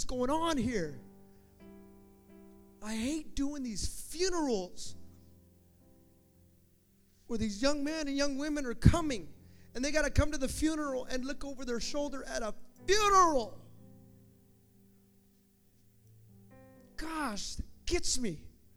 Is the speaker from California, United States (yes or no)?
yes; the Bay Area, California, United States; I'm from the Bay.